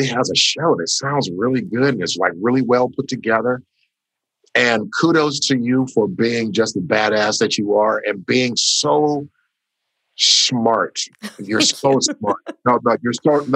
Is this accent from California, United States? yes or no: yes; Los Angeles, California, United States; I was born in a little village called Los Angeles, California